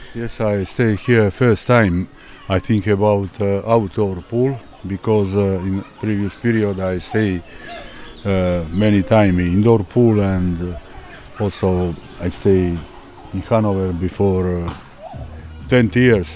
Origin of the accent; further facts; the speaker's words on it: Montenegro; English is a second language; moved away; In country where I come from Montenegro example we are a small country, 650,000 people.